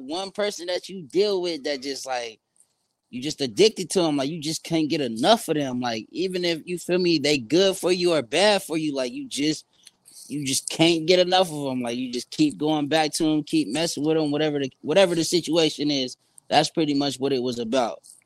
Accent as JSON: {"language": "English", "town": "San Bernardino", "region": "California", "country": "United States", "moved": "yes", "lives_now": "Phoenix, United States", "said": "I'm from San Bernardino, California. I'm in Phoenix, Arizona"}